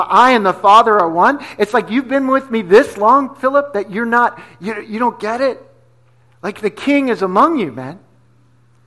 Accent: New Jersey, United States; moved away; also born or lived in Pennsylvania / New York City; I'm from Jersey, right? So I grew up in New Jersey. I grew up in PA

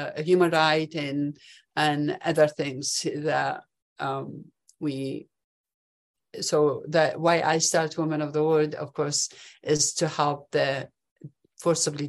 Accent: Baghdad, Baghdad Governorate, Iraq; English is a second language; moved away as an adult; now in Utah, United States; I'm originally from Baghdad, Iraq, and I came to America in 1979 to study engineering

